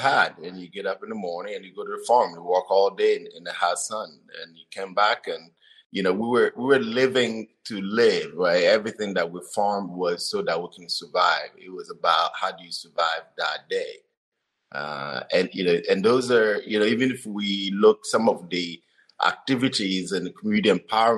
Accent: Togo; English is a second language; moved away as an adult; also born or lived in Wenatchee, Washington / Davis, California; now in Olympia, United States; I grew up in northern part of Togo, in the central part of Togo

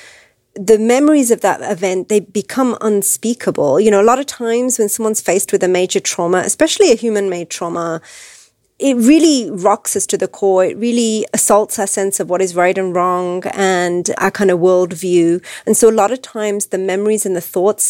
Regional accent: England, United Kingdom; also born or lived in Wisconsin, United States; now in United States; my parents were visiting from England, where I was born and raised

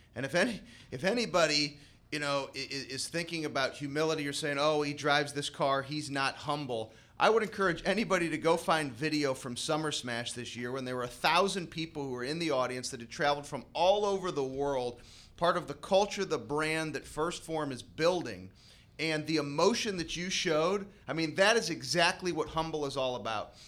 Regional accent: St. Louis, Missouri, United States; being Saint Louisans here

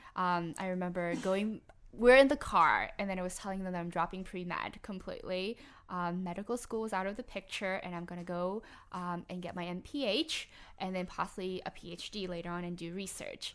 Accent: Harvey, Louisiana, United States; I'm from the West Bank um, in the more the Harvey area.

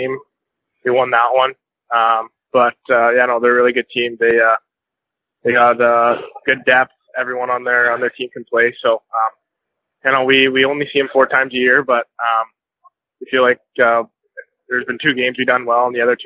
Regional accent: Grande Prairie, Alberta, Canada; also born or lived in Sherwood Park, Alberta; I started off hockey in Grand Prairie. I lived there for about 10 years

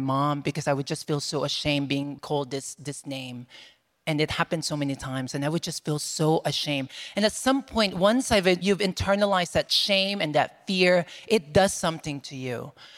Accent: Philippines; moved away; So growing up in the Philippines

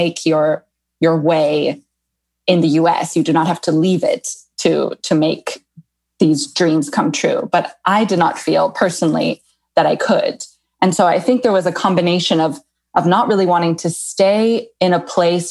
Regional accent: California, United States; moved away as an adult; also born or lived in Rome, Italy; now in Livorno, Italy; I'm from California

